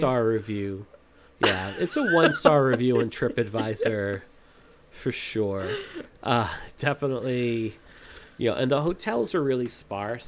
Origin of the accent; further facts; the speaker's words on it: Massachusetts, United States; I'm from Massachusetts